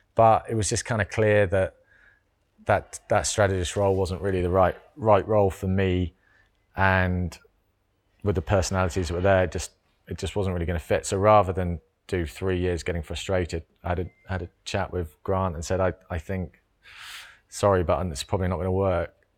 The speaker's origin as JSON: {"language": "English", "area": "Cornwall", "region": "South West England", "country": "United Kingdom", "tie": "born or raised there", "said": "I grew up in Cornwall."}